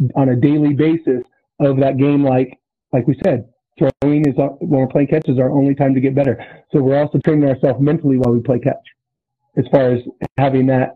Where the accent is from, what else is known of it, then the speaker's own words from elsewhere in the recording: Susanville, California, United States; I'm from Susanville, so it's Lassen Community College up in Northern California